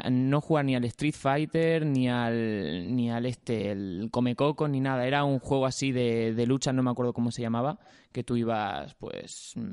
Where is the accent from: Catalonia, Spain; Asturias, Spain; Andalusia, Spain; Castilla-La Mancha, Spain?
Andalusia, Spain; Mojácar; Bueno, yo es que me crié Pero en Mojácar.